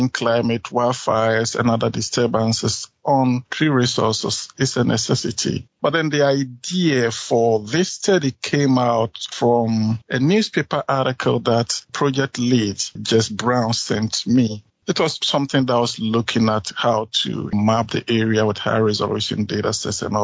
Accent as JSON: {"language": "English", "country": "Ghana", "moved": "as an adult", "lives_now": "South Dakota, United States", "said": "I am originally from Ghana."}